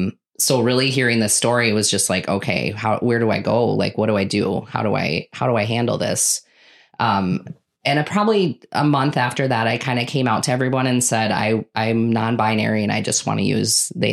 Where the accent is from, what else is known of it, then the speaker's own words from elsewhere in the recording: Connecticut, United States; now in Hartford, United States; I grew up kind of all over, but I graduated high school from Wabe.